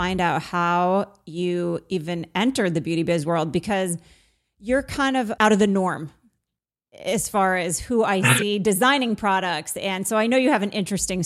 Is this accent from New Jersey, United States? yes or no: no; Vermont, United States; I'm from Vermont.